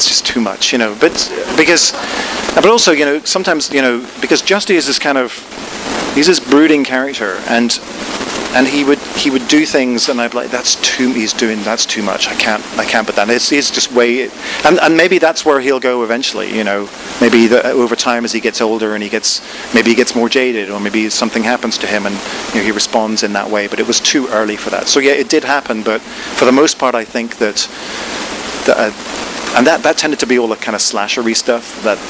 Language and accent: English; Ireland; So I was brought up in Ireland in the Protestant tradition, pretty much.